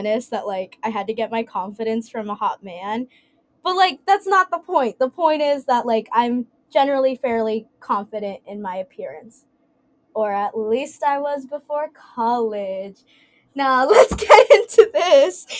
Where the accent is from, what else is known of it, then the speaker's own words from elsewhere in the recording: Dallas, Texas, United States; I'm from Dallas